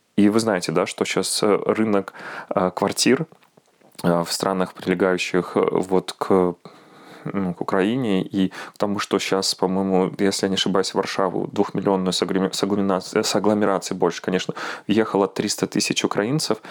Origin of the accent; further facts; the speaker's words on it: Belarus; now in Warsaw, Poland; мы сейчас, белорусы